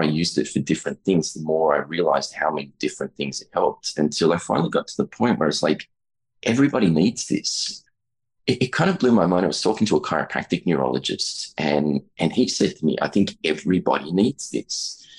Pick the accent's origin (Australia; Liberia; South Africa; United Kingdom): Australia; I'm an Australian chiropractor, about 20 years in practice there, a little more.